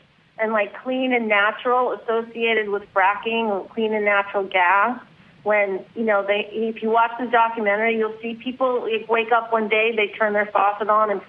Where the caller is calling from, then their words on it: Studio City, California, United States; From Studio City.